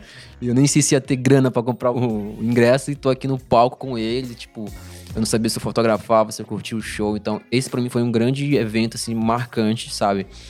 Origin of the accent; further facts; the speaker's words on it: Belém, Pará, Brazil; moved away as an adult; now in São Paulo, Brazil; eu sou de Belém